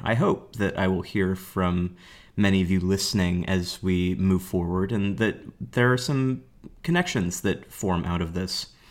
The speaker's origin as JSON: {"language": "English", "town": "Portland", "region": "Oregon", "country": "United States", "said": "I'm a teacher from Portland, Oregon"}